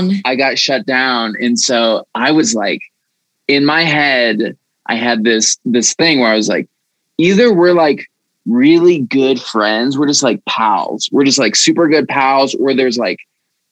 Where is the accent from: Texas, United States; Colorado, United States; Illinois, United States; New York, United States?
Colorado, United States; Aurora; Born and raised in Aurora, Colorado